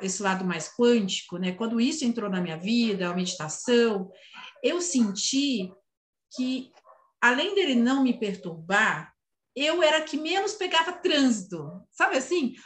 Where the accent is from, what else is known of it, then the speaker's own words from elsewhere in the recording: São Paulo, Brazil; eu sou paulistana, da, né, nascida e criada em São Paulo